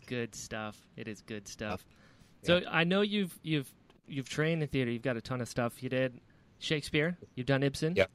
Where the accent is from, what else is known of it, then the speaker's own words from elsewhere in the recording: Florida, United States; I grew up in Florida. I'm in Florida now